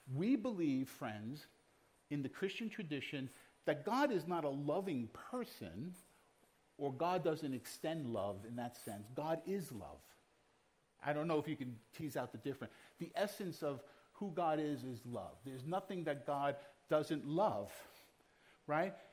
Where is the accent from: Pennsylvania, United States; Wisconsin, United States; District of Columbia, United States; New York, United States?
New York, United States; New York City; moved away; I was born in Brooklyn and I still carry some of that uh, DNA with me